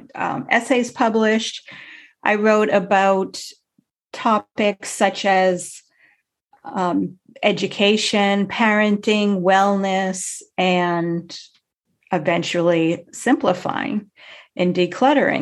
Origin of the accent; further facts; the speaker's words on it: Massachusetts, United States; I grew up in Massachusetts